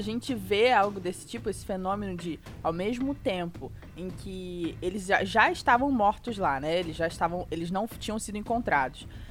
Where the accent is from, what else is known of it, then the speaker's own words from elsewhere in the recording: Rio de Janeiro, Brazil; moved away; Sou carioca